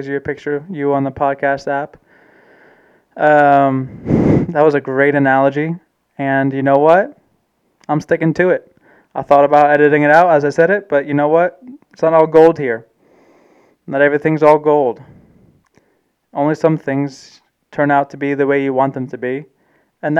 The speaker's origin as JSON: {"language": "English", "country": "Germany", "tie": "born or raised there", "said": "I'm a German man. I was born in Germany."}